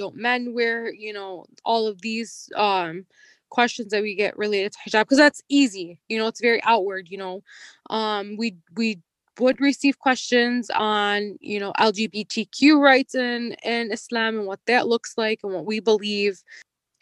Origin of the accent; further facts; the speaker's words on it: United States; an American born Muslim